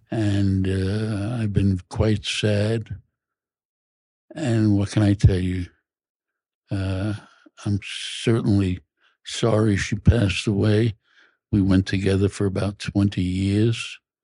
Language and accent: English; New York City, New York, United States; I grew up in Brooklyn, an lower middle class neighborhood